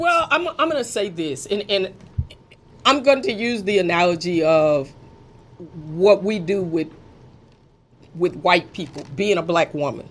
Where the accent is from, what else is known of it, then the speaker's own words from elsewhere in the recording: Fort Worth, Texas, United States; I grew up in Fort Worth, born and raised pretty much, went to high school there